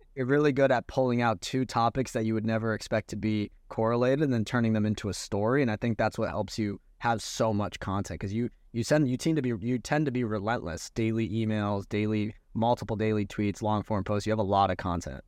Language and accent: English; Orlando, Florida, United States; also born or lived in New York City / Bali; now in Miami, United States; I grew up in Orlando, so, like, three hours from Miami